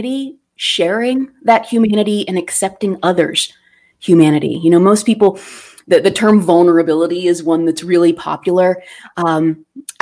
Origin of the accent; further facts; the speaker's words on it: Pittsburgh, Pennsylvania, United States; I was born in Pittsburgh, so it's hard not to claim Fred Rogers as a literal neighbor when you grow up in Pittsburgh